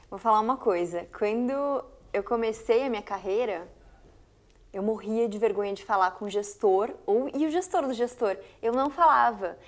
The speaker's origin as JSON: {"language": "Portuguese", "town": "Foz do Iguaçu", "region": "Paraná", "country": "Brazil", "moved": "as an adult", "lives_now": "São Paulo, Brazil", "said": "Eu sou de Foz do Iguaçu, Paraná"}